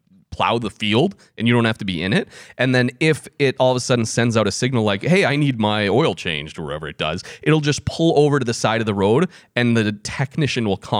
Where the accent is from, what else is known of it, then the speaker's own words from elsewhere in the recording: Wisconsin, United States; I mean, we're from Wisconsin.